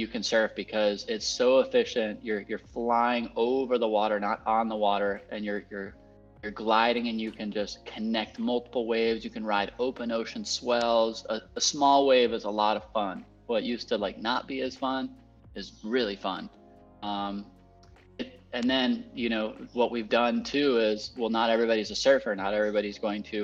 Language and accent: English; Puerto Rico; I was born and raised here in Puerto Rico, to an American family that immigrated down here a long time ago in the 70s